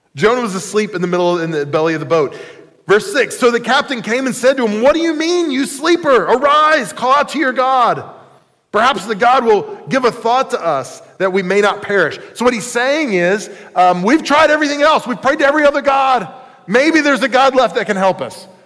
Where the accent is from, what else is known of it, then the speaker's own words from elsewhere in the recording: United States; I was born in the United States of America